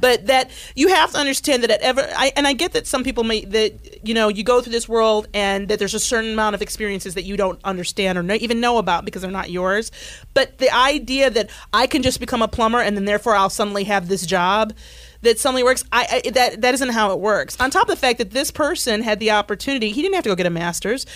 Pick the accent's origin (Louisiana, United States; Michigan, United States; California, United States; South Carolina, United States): Michigan, United States; I grew up in Michigan